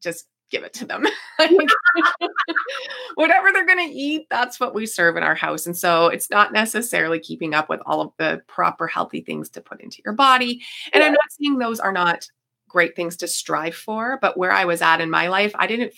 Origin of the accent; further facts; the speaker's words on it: Niagara Falls, Ontario, Canada; I am from Niagara Falls, Ontario